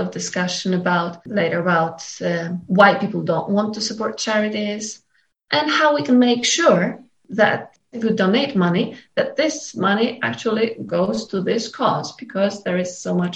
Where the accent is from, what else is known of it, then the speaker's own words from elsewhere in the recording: Poland; I'm from Poland.